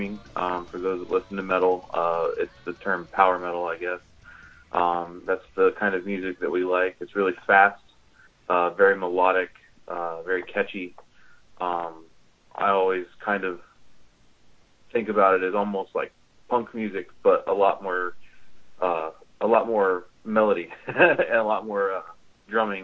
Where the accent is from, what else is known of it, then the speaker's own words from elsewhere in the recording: United States; we're from America